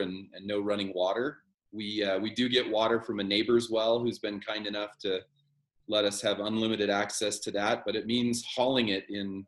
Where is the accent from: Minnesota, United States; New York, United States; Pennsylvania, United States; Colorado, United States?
Colorado, United States; Littleton; moved away as an adult; also born or lived in Salida, Colorado / Seattle, Washington; now in Monroe, United States; We grew up in Littleton, Colorado. And then when I was a teenager, young teenager, my family moved to Salida